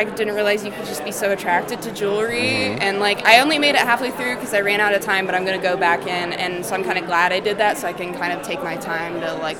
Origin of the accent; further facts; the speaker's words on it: Kansas City, Missouri, United States; I'm from Kansas City, Missouri.